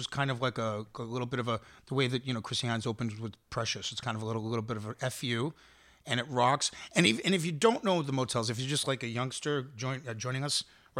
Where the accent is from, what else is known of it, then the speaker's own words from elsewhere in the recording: Boston, Massachusetts, United States; accent: Boston; also born or lived in Miami; my Boston accent